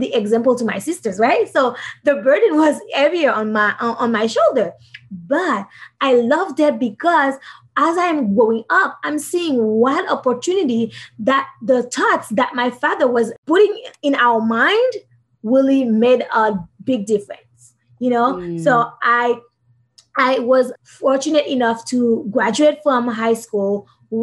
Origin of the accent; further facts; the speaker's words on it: Haiti; I'm from Haiti.